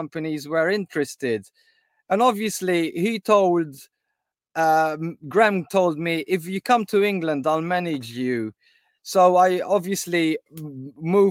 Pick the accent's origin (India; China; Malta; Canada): Malta; now in United Kingdom; I came from Malta